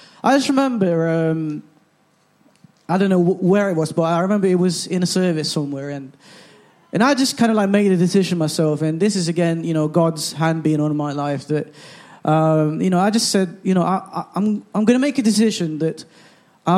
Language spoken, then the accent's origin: English; Philippines; now in England; I grew up in the Philippines